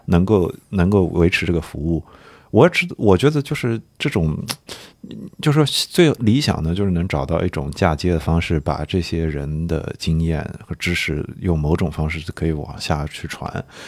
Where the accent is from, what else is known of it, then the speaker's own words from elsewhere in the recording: Nanjing, Jiangsu, China; 我是南京人